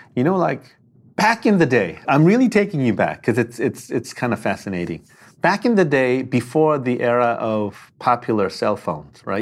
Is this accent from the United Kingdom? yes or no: no; South Korea; moved away; also born or lived in Palo Alto / Detroit / Berkeley; I'm from Korea